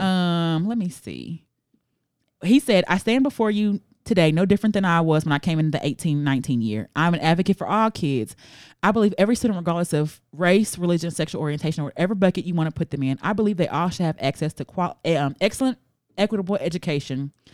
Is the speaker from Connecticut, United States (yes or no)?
no; Memphis, Tennessee, United States; I'm from Memphis